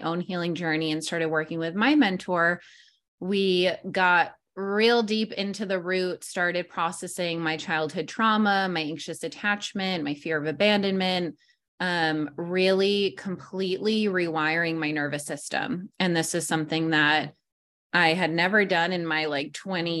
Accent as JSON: {"language": "English", "region": "New York", "country": "United States", "moved": "as an adult", "lives_now": "San Diego, United States", "said": "I am from New York"}